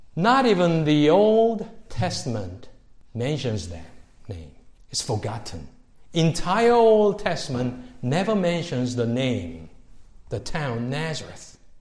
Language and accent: English; Seoul, South Korea; moved away; growing up in Seoul where I was growing up in the city